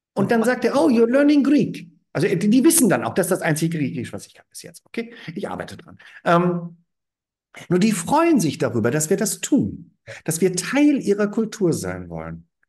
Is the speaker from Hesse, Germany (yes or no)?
yes; small town near Frankfurt am Main, Hesse, Germany; moved away as an adult; now in Argaka, Cyprus; ich komme aus Deutschland, dann, ah, Deutschland, ah, wo denn genau? Ja, Frankfurt am Main in der Nähe, in der Kleinstadt.